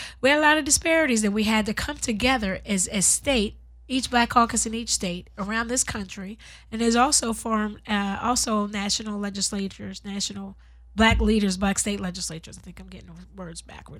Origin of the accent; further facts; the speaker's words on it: Pennsylvania, United States; moved away as an adult; also born or lived in Washington; now in Compton, United States; I'm from Pennsylvania.